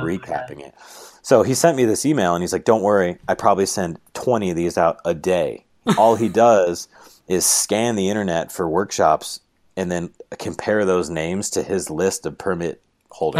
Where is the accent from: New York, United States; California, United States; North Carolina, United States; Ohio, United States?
New York, United States; moved away as an adult; now in Moab, United States; I'm from New York